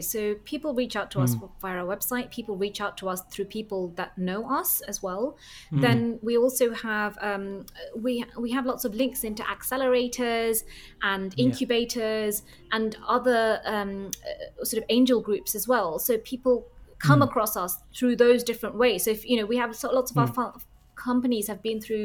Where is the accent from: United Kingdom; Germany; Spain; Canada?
United Kingdom; London; moved away as an adult; also born or lived in Reading; now in Copenhagen, Denmark; I'm a Londoner, you know, like I feel very much, I went to university there, I feel like a Londoner